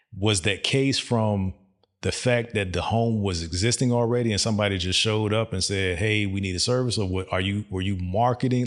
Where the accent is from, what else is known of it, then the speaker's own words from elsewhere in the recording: Virginia, United States; moved away as an adult; also born or lived in Dubai; now in Texas, United States; I knew I was coming to Texas, but we're from Virginia